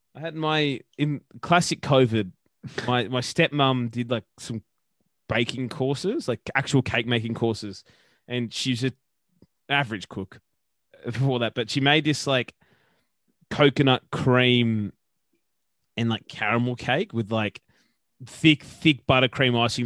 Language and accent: English; Brisbane, Queensland, Australia; I was literally born in Bris, Brisbane, in the city of Brisbane, in the city.